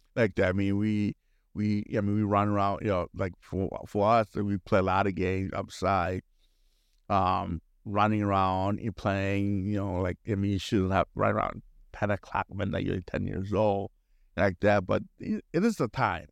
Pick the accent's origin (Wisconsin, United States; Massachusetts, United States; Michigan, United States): Wisconsin, United States; Milwaukee; I was growing up in Milwaukee area